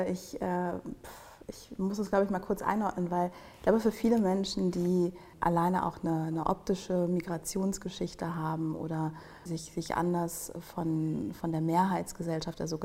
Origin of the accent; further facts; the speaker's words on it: Germany; ich bin ähm, Afrodeutsche. Mein Vater kommt aus Ghana, meine Mutter ist aus Deutschland. Ähm, ich bin größtenteils hier in Deutschland aufgewachsen